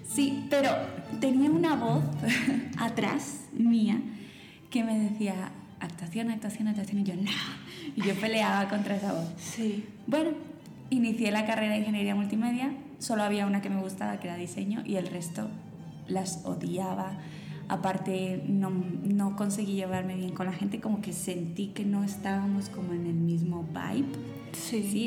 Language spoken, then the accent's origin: Spanish; Spain; now in Colombia; yo me crié en España